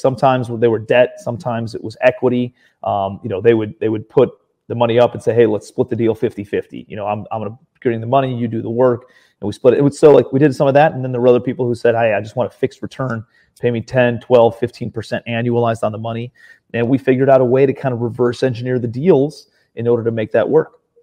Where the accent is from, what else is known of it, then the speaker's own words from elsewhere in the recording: Cleveland, Ohio, United States; moved away as an adult; also born or lived in New York City / Charleston, South Carolina, United States; I'm from Ohio originally, Cleveland, Ohio